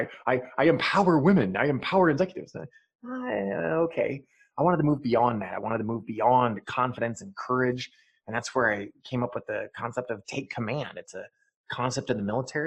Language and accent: English; Eastern Montana, United States; moved away; also born or lived in Tempe, Arizona; I grew up in Eastern Montana